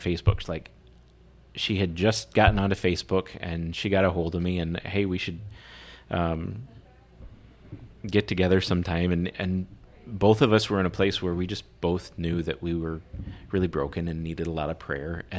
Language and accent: English; Muscatine, Iowa, United States; moved away as an adult; now in Brandon, United States; I grew up in Muscatine.